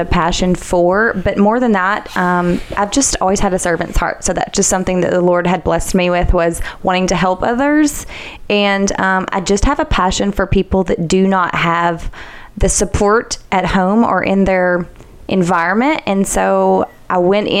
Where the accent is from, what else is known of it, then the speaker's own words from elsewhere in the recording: Goodlettsville, Tennessee, United States; I grew up in Gullettsville